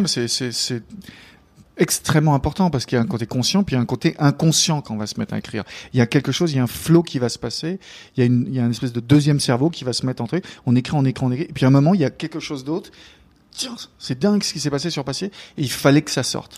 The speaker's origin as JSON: {"language": "French", "country": "France", "moved": "yes", "lives_now": "New York, United States", "said": "en tant que Français."}